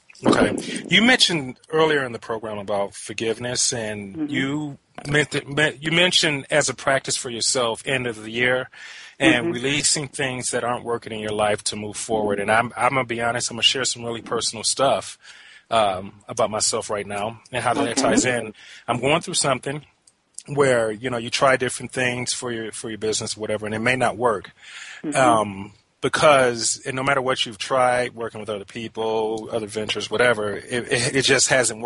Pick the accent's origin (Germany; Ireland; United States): United States; Detroit, Michigan; I was raised in Westside Unity Church in Detroit